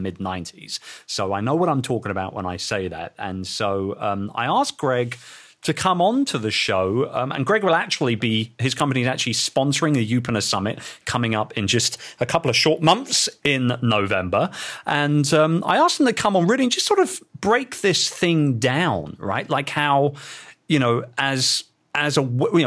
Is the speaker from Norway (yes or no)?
no; London, United Kingdom; my hometown